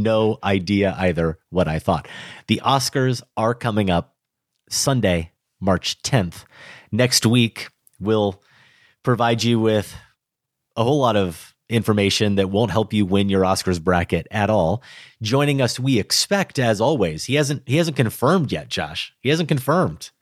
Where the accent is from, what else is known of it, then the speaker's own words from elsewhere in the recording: Grinnell, Iowa, United States; Growing up in Grinnell